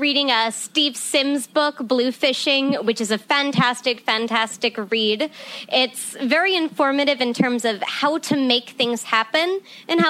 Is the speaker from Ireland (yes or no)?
yes; Ireland; now in Nevada, United States; I was born in Ireland, and I kind of had this storybook type of childhood where I grew up surrounded by animals and the great outdoors.